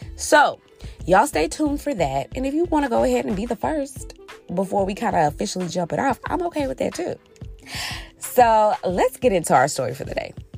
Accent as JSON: {"language": "English", "region": "Texas", "country": "United States", "tie": "born or raised there", "said": "I'm from Texas"}